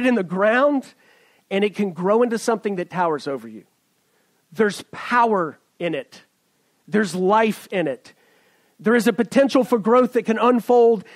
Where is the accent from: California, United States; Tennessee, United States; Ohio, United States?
Tennessee, United States; East; moved away as an adult; now in Silicon Valley, United States; I'm a redneck from East Tennessee